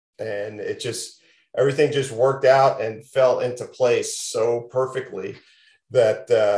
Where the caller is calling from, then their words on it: Las Vegas, Nevada, United States; yeah, I'm calling from Las Vegas. It is not cold here.